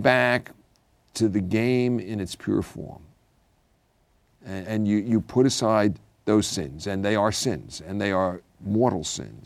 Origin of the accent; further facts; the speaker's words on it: New York City, New York, United States; I grew up in the Irish Catholic Brooklyn Church